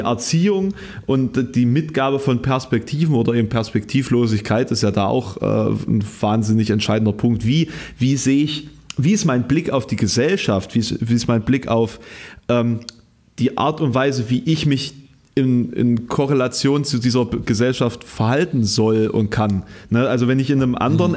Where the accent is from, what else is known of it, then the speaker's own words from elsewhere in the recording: Querfurt, Saxony-Anhalt, Germany; now in Halle, Germany; ich habe ja kein hallisches Kennzeichen, ähm, sondern hm. quasi aus meiner Heimat eins